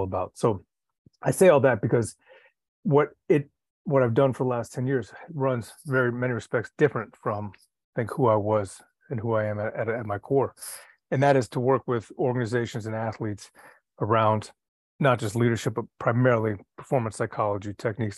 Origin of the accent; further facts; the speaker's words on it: Washington, District of Columbia, United States; I grew up in Washington, D.C., and my experiences in D.C. from a young age